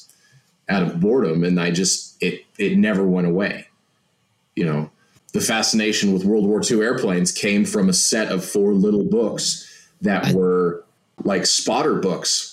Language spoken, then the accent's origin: English; Montana, United States; I'm from Montana